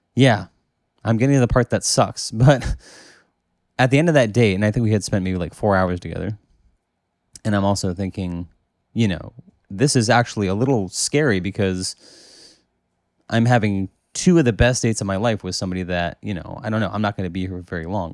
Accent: United States; I'm from America

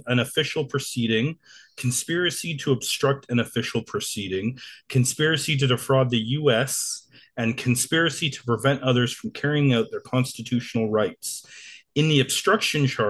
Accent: Canada; we're Canadian

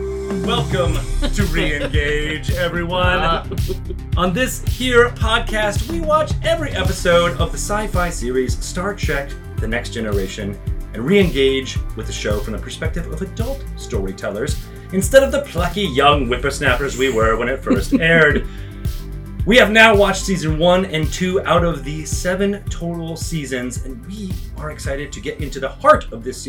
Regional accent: Connecticut, United States; I grew up in Connecticut

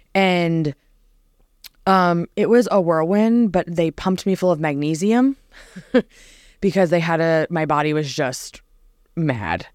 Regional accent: New Jersey, United States; moved away; born and raised in New Jersey

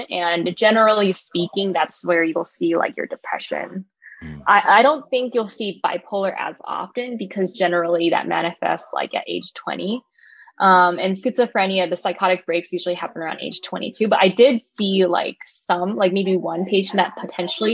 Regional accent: Los Angeles, California, United States; moved away as an adult; also born or lived in Irvine, California / San Francisco, California; now in San Diego, United States; I am originally from Los Angeles, California

